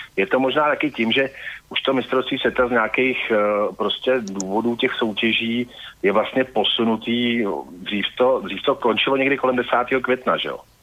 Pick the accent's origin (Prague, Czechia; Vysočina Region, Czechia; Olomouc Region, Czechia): Prague, Czechia; jako Pražák křtěný Vltavou